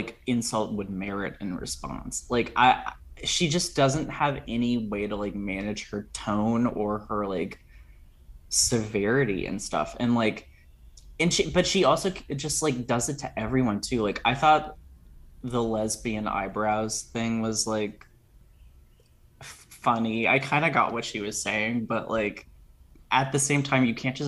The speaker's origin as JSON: {"language": "English", "town": "Potomac", "region": "Maryland", "country": "United States", "moved": "yes", "said": "I'm from Potomac originally."}